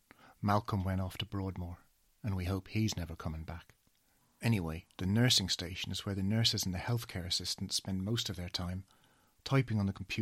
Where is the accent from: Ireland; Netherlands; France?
Ireland; Dublin, Leinster; now in United Kingdom; I'm 53 years old. I'm originally from Dublin